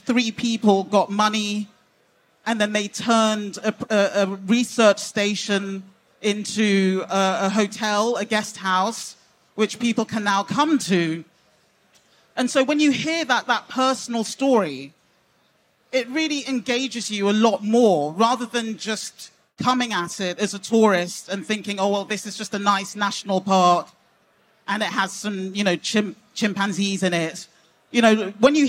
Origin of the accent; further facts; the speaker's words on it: England, United Kingdom; I'm British Nigerian